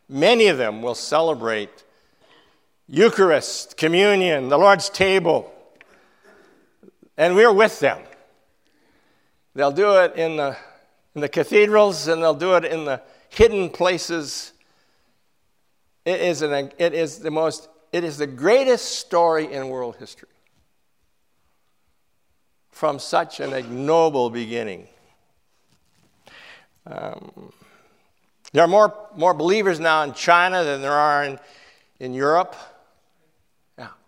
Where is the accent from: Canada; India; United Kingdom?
Canada; I'm a Canadian.